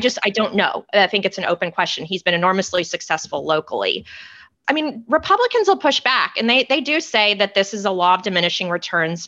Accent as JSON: {"language": "English", "region": "Texas", "country": "United States", "tie": "born or raised there", "said": "in Texas, it's really hard, and this is my home state"}